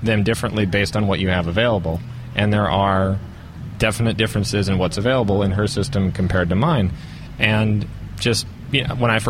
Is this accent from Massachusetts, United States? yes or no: no; Los Angeles, California, United States; I'm from Southern California, the Los Angeles area